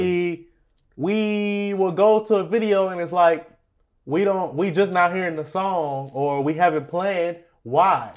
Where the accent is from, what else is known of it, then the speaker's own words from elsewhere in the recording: Beaumont, Texas, United States; We're from Beaumont, Texas.